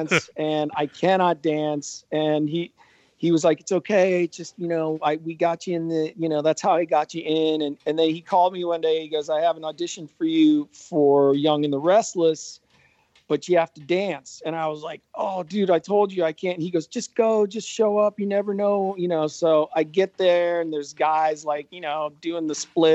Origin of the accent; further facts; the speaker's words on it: Ohio, United States; moved away as an adult; He was an all Ohio wide receiver from my high school